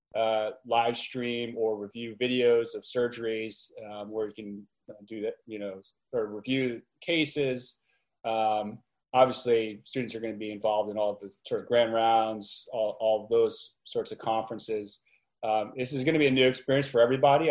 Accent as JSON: {"language": "English", "region": "New York area", "country": "United States", "also_born_or_lived": "Albany", "said": "I'm from the New York area."}